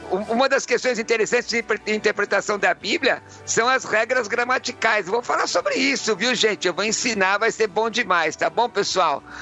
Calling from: Jacareí, São Paulo, Brazil; Olá, bom dia Rádio Vida. … sou de Jacareí.

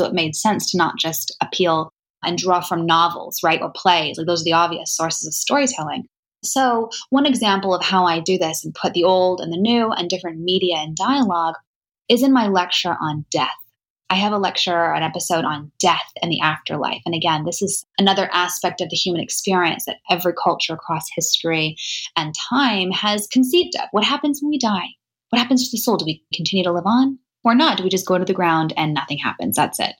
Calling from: Indiana, United States; I'm calling in from Indiana right now

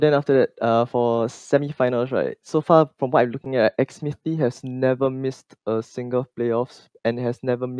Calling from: Singapore

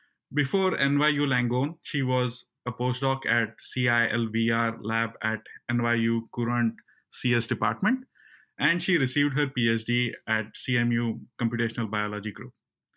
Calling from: Cleveland, Ohio, United States; I come to you from Cleveland, Ohio.

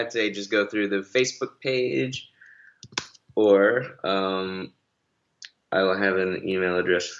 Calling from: Boston, Massachusetts, United States; Boston. It's 8:25 p.m.

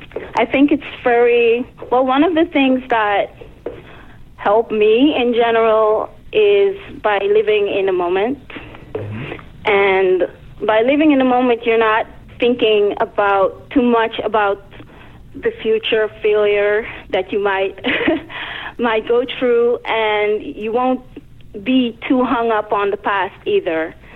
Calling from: Amsterdam, North Holland, Netherlands; I'm calling from Amsterdam.

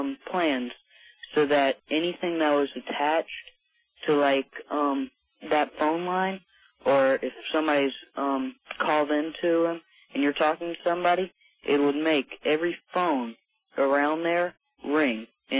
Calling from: Baton Rouge, Louisiana, United States; Baton Rouge, Louisiana.

